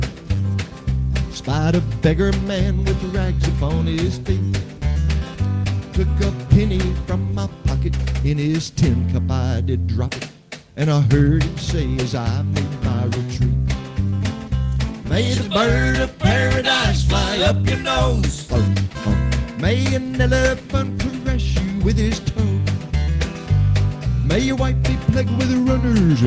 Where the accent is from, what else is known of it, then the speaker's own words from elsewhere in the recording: Englewood, United States; I grew up in Englewood